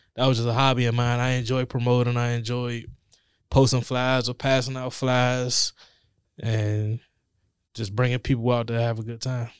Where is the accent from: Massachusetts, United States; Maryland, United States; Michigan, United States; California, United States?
Maryland, United States; Forestville; I grew up in Forestville